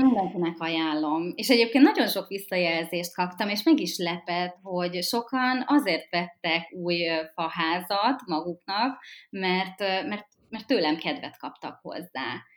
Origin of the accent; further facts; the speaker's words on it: Budapest, Hungary; Én ugye fővárosi nő vagyok, és itt is töltöttem a, a gyerekkoromat is, itt nőttem föl. A 16. kerületben